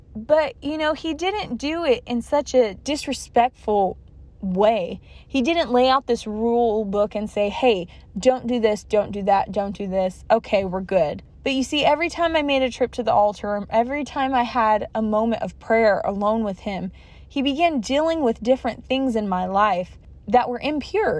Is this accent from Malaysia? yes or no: no; California, United States; I was born and raised in California, and I'm still residing here